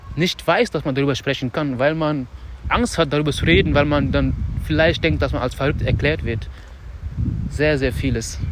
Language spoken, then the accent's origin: German; Dakar, Senegal; moved away; unser Haus wo ich aufgewachsen bin